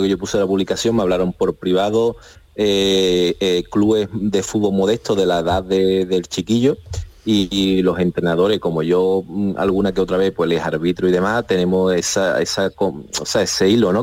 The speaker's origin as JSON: {"language": "Spanish", "town": "Cádiz", "region": "Andalusia", "country": "Spain", "said": "soy gaditano"}